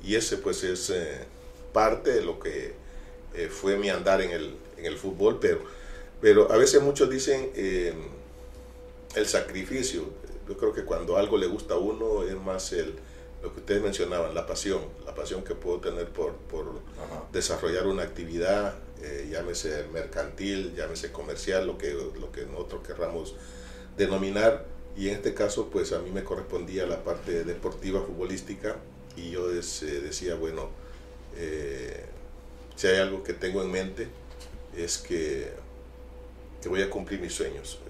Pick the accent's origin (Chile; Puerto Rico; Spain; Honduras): Honduras; Amapala, Valle; mi infancia en Amapala